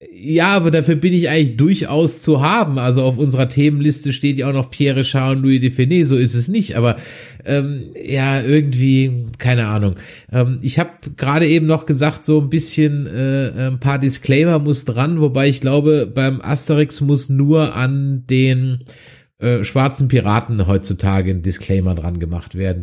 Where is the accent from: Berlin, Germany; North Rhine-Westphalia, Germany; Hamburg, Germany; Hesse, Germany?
North Rhine-Westphalia, Germany; Düsseldorf; bei uns in Düsseldorf in der Immermannstraße